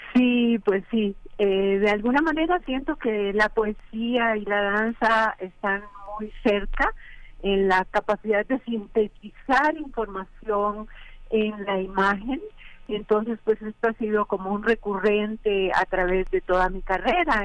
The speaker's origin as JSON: {"language": "Spanish", "country": "Costa Rica", "tie": "born or raised there", "moved": "yes", "said": "haber nacido en zonas tropicales. Yo soy costarricense"}